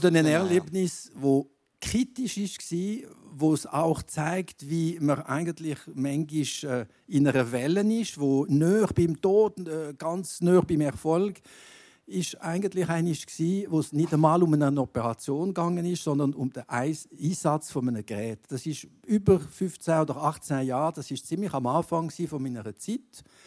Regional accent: Gruyère, Fribourg, Switzerland; in meinem Heimatkanton, Greyerzoland

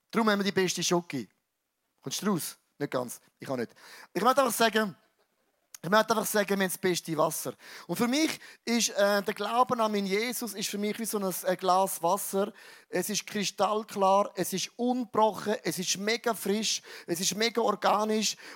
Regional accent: Switzerland; Was ich mega cool finde, wir sind ja, wir sind ja Schweizer.

